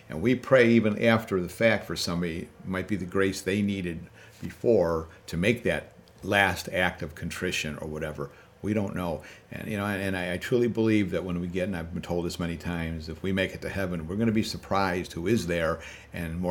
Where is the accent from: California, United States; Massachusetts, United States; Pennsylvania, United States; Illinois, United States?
Illinois, United States; Chicago; growing up in the South Side when the Dan Ryan and the Kennedy were all connected